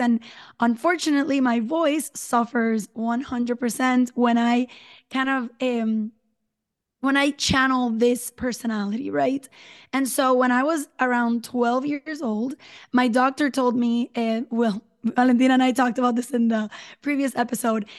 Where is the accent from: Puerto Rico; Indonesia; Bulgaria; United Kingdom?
Puerto Rico; San Juan; now in Dorado, Puerto Rico; I'm from San Juan, Puerto Rico, currently live in Dorado, which is a little beach town in the north